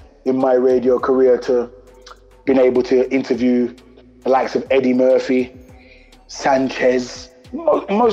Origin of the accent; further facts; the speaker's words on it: London, United Kingdom; I represent E5. E5 we represent, which is East London.